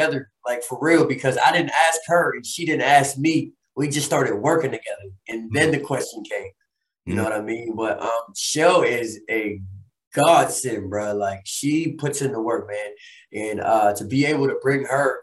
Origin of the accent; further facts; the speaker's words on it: Chicago, Illinois, United States; moved away; also born or lived in Pittsburgh, Pennsylvania; I was born in Pittsburgh, you know, and was raised in Chicago as a kid, as an adolescent